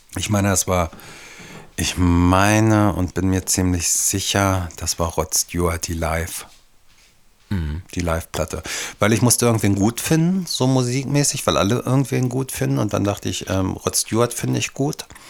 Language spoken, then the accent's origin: German; Devese, Lower Saxony, Germany; also born or lived in Hanover; ich bin in Devese groß geworden, 500 Einwohner damals